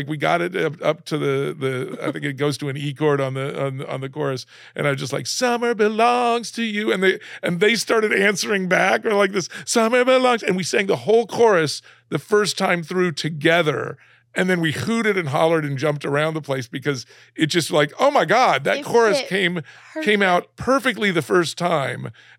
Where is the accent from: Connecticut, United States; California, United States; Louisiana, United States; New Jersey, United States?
California, United States; San Diego; born there; I was born in San Diego, and so we'd come out and visit my cousins and my grandparents every year